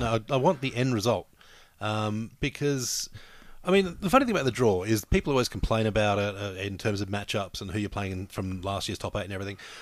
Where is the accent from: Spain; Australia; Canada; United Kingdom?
Australia; New South Wales; I'm from New South, New South Wales, so I go for the Blues in the state of origin